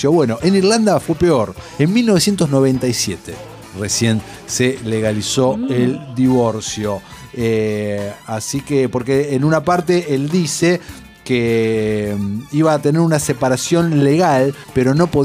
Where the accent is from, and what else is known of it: Argentina